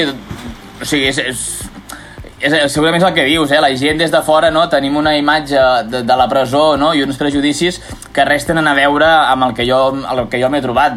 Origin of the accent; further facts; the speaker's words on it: Reus, Catalonia, Spain; sóc de Reus